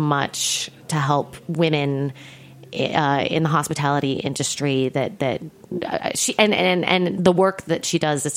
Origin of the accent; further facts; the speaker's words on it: Midwest, United States; I'm a Midwesterner